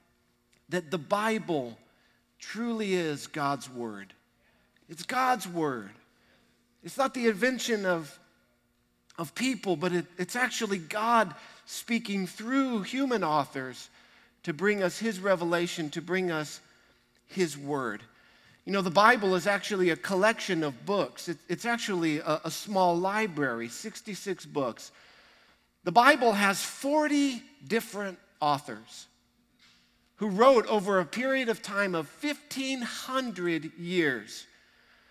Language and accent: English; Texas, United States; We're proud to be Texans.